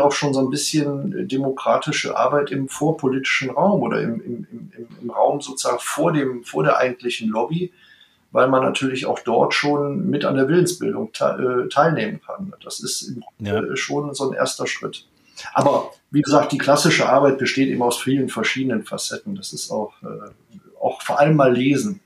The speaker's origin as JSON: {"language": "German", "town": "Mülheim an der Ruhr", "region": "North Rhine-Westphalia", "country": "Germany", "tie": "born or raised there", "also_born_or_lived": "Bonn", "moved": "as an adult", "lives_now": "Berlin, Germany", "said": "wir stammen beide aus Mülheim an der Ruhr"}